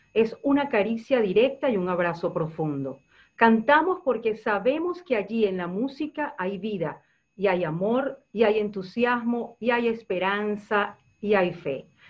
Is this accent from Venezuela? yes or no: yes; Venezuela; Yo como venezolana